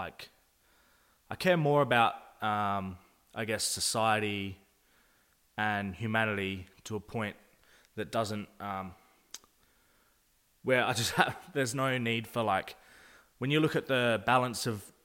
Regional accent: Adelaide, South Australia, Australia; we're just using Adelaide as an example because that's where we're from.

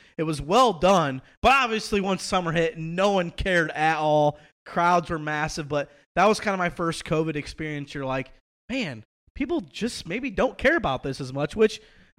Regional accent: Illinois, United States; because we're from Illinois.

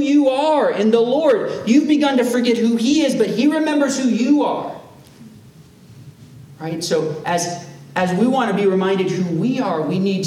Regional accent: United States; as American Christians

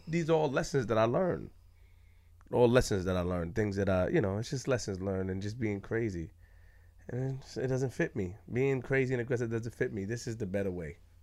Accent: New York City, New York, United States; I'm from Queens, Linden and Farmers

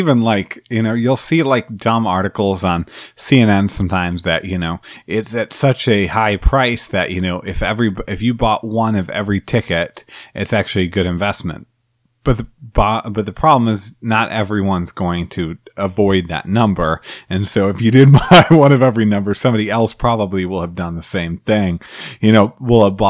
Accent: Illinois, United States; Illinois, where I'm from

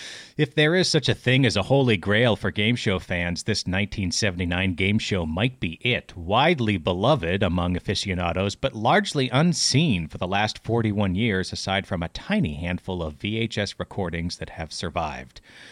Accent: Chicago, Illinois, United States; And I said, oh, more compassionate than me, the Chicago jerk, right?

